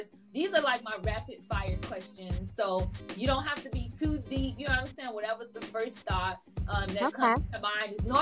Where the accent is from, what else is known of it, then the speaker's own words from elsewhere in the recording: Chicago, Illinois, United States; moved away; I'm from Chicago originally